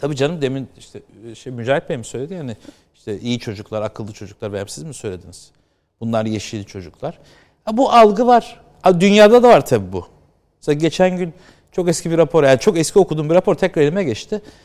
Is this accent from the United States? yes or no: yes; United States; moved away; ben orada büyüdüm